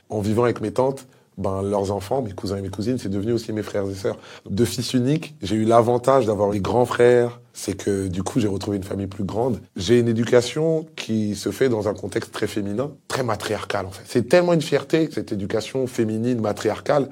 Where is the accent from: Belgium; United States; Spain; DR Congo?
DR Congo; Kinshasa; now in France; je suis né, j'ai grandi à Kinshasa